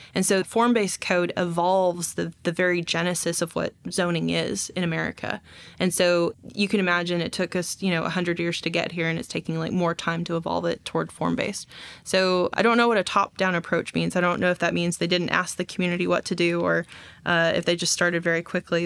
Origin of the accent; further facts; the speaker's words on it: Texas, United States; now in Fayetteville, United States; I'm from Texas